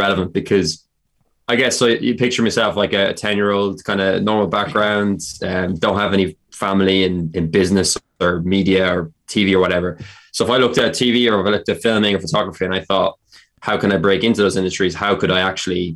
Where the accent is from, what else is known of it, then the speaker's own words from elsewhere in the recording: Carlow, County Carlow, Ireland; I'm from Carlow.